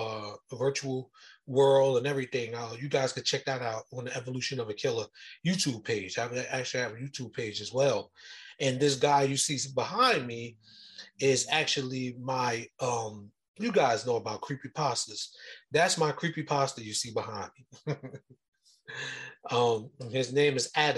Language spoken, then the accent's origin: English; Jersey City, New Jersey, United States; moved away; I'm originally from Jersey City, New Jersey.